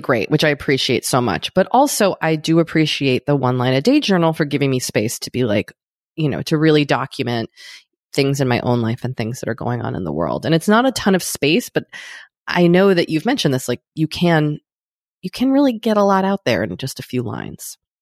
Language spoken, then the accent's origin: English; United States; an American